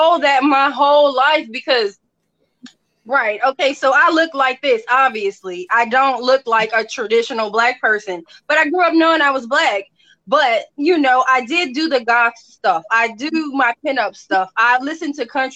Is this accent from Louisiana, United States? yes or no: yes; New Orleans, Louisiana, United States; moved away as an adult; now in Mississippi, United States; I was born in Mississippi, where I'm at now. As a kid, I moved to New Orleans and I spent like over 22 decades down there. That's where I got married. That's where I had my kids. Like, that's my home